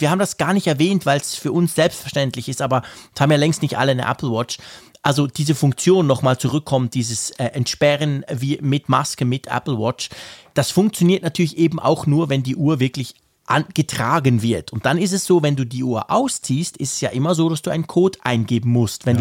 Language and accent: German; Switzerland; Bei uns in der Schweiz